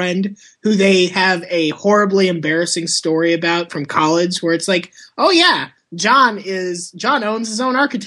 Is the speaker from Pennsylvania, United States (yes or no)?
no; Florida, United States; I'm from Florida